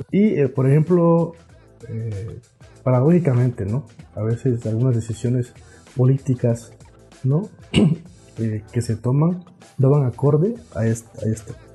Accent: Juchitán, Oaxaca, Mexico; first language Zapotec; Spanish is a second language; nosotros somos de un barrio, el barrio más popular en de, mi pueblo de Juchitán. Entonces, este, y la mayoría hablamos zapoteco. En casa prácticamente se habla puro zapoteco.

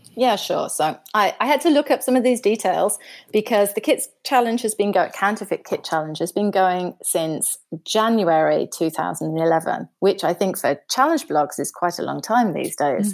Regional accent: United Kingdom; moved away as an adult; now in Germany; I'm, I'm British, but I live in Germany. I've been living in Germany for about, for over twenty years now.

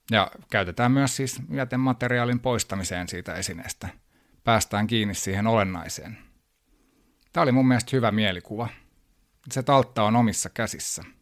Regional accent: New York, United States; born there; mä oon syntynyt New Yorkissa ja hyvin kansainvälinen nuoruus.

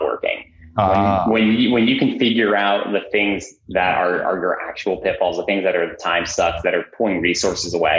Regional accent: New Jersey, United States; also born or lived in Amsterdam, Netherlands; Moved to the States when I was about 3. Grew up in New Jersey.

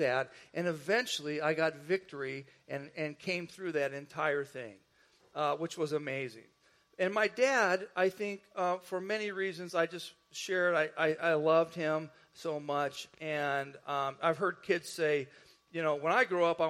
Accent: northwest Indiana, United States; I grew up in Indiana, the northwest part of Indiana, which was right near Chicago

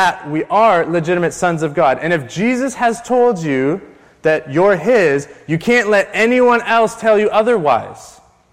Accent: Canada; I'm still a white male Canadian

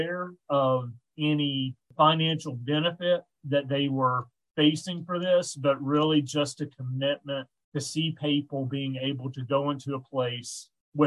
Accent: the South, United States; accent: Southern; moved away; I am from the South and have a Southern accent

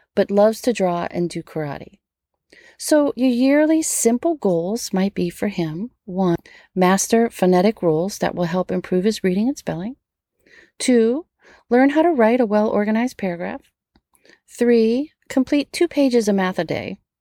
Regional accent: Metairie, Louisiana, United States; I grew up in Metairie, right outside of New Orleans

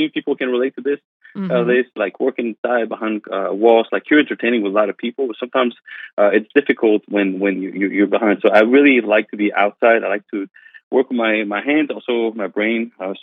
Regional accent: Canada; English is a second language; moved away as an adult; also born or lived in Pennsylvania; now in Myrtle Beach, United States; I'm French Canadian, so my English is I got a little bit of an accent as you're gonna hear. But I moved here in the United States when I was 18 years old to learn English first

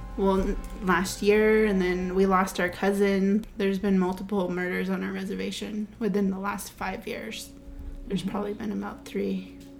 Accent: California, United States; we're from the Kumeyaay and Maidu tribes in California.

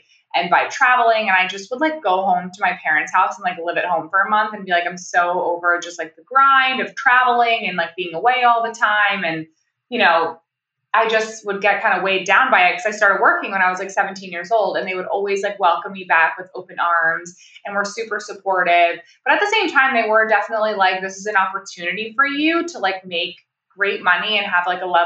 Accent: upstate New York, United States; I'm from upstate New York

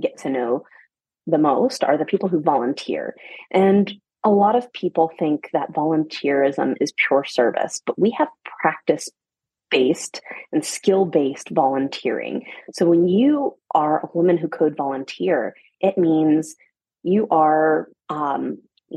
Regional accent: Atlanta, Georgia, United States; moved away as an adult; also born or lived in Germany / Paris; I'm from Atlanta, Georgia. I'm a mom. I have two young boys, but I'm originally from Atlanta

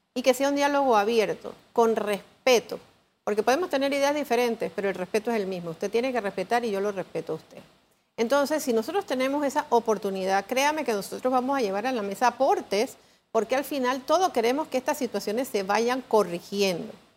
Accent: Panama; como panameños

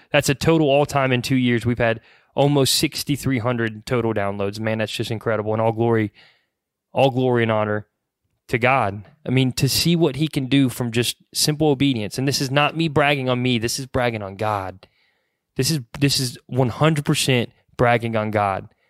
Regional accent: Mooresville, North Carolina, United States; we're from Mooresville, North Carolina. Obviously, we're local to the Mooresville, Charlotte area.

